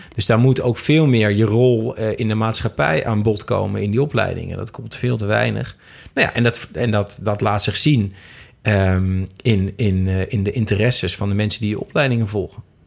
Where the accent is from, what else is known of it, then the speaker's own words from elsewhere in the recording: Twente, Overijssel, Netherlands; now in Amsterdam, Netherlands; in Twente, waar ik vandaan kom, ja, het leven is niet zo duur